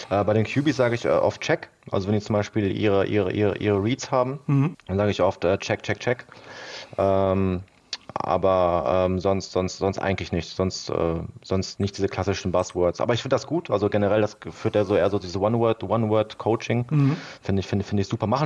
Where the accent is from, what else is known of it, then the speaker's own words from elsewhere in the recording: Duisburg, North Rhine-Westphalia, Germany; also ich bin in Duisburg aufgewachsen, war aber dieser typische Bayern-Fan